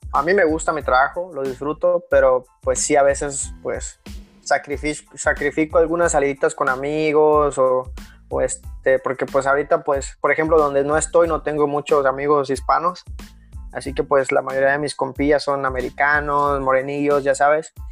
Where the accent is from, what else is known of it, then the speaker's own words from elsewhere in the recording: Acapulco, Guerrero, Mexico; Hay algo que, que me llega mucho porque yo, yo soy de Acapulco.